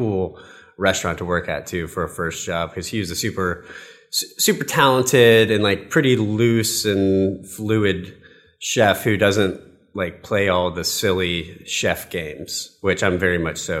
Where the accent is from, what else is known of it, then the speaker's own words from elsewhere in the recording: the South, United States; I grew up in the South, so it's kind of hard for me to eliminate that.